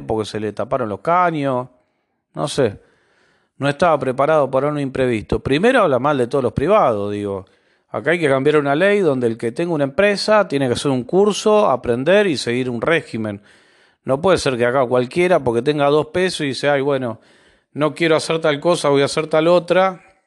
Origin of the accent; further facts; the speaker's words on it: Argentina; como argentino